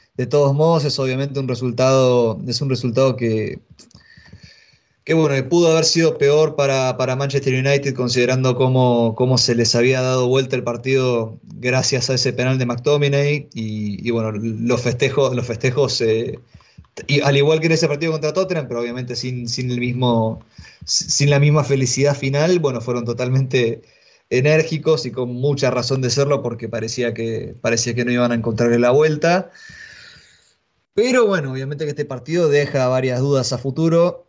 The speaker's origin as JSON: {"language": "Spanish", "country": "Argentina", "said": "soy argentino"}